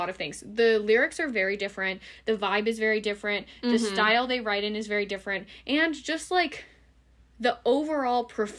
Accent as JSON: {"language": "English", "country": "United States", "said": "we only operate as an American citizen."}